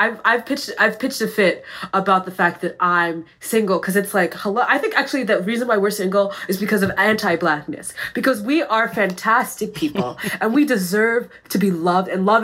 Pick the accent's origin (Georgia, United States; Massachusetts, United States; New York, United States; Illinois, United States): Massachusetts, United States; moved away; I'm from Massachusetts.